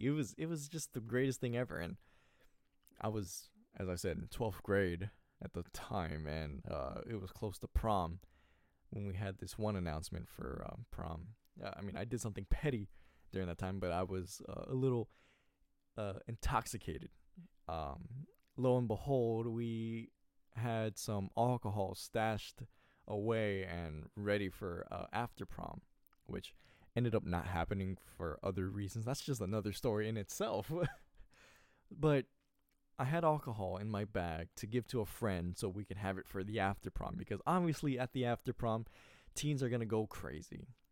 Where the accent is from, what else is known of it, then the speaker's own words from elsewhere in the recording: California, United States; I was born in California